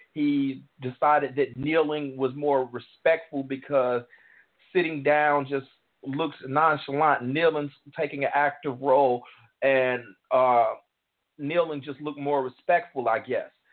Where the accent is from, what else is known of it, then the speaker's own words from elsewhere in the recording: Chicago, Illinois, United States; I grew up in Hyde Park